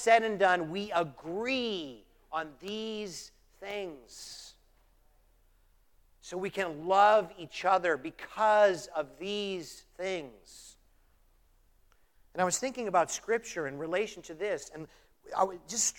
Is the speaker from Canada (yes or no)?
yes; Canada; moved away; I'm Canadian